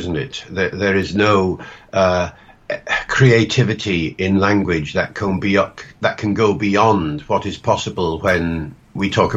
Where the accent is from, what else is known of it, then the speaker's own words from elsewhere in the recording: Holyhead, Wales, United Kingdom; also born or lived in Liverpool; I was brought up in Holyhead in North Wales. Which is where I'm speaking to you from now. Went to school in Liverpool